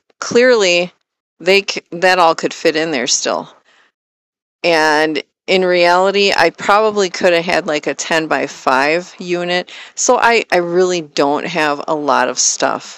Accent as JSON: {"language": "English", "region": "Wisconsin", "country": "United States", "tie": "born or raised there", "moved": "as an adult", "said": "moving back to my home state of Wisconsin"}